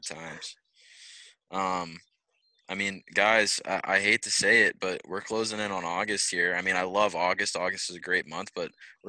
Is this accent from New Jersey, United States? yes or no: no; Bethel Park, Pennsylvania, United States; We have a strip club here in my hometown of Bethel Park. It's I don't even know, probably 2,500 people live here in my little town.